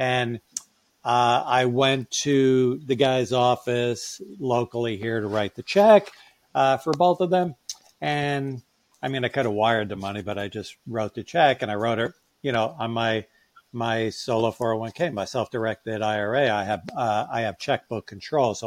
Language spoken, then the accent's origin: English; New York, United States; I'm from New York